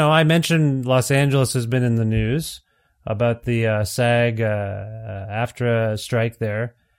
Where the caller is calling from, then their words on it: Alberta, Canada; I'm calling you from Alberta.